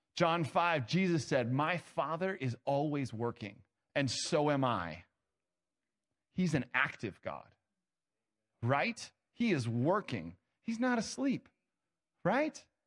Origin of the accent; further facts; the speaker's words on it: Ohio, United States; I was born in Ohio.